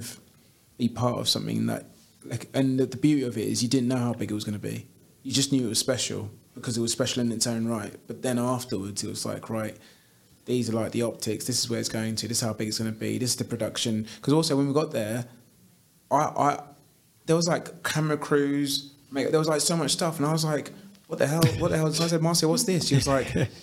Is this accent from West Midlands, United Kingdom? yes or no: no; London, United Kingdom; I grew up in Clapham, South London